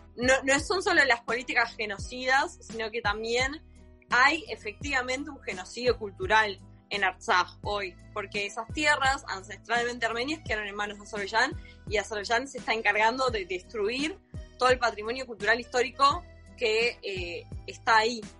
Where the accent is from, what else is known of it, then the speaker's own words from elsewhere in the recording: Argentina; yo nací en Argentina y me siento argentina, pero también me siento armenia